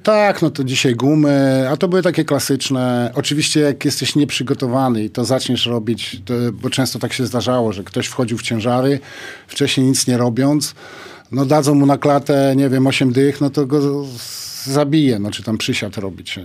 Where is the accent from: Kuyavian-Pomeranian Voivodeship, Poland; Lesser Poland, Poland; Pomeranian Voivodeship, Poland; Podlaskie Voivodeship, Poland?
Podlaskie Voivodeship, Poland; Białystok; ja z Białego Stoku trafiłem do, do koszykówki